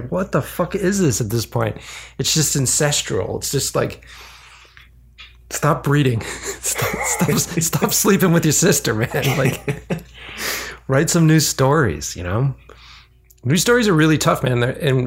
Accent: East Coast, United States; moved away; I'm literally from the East Coast

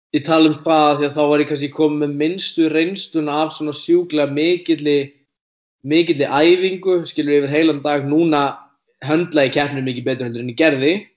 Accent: Iceland; ég er frá Íslandi

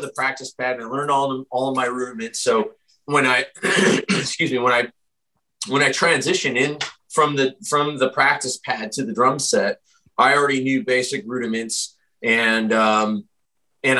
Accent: Rochester, New York, United States; We grew up together and we're both from Rochester, New York

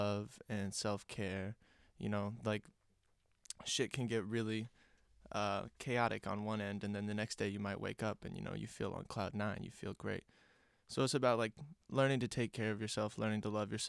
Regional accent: Kansas City, Missouri, United States; moved away as an adult; now in Chicago, United States; I'm from Kansas City, Missouri.

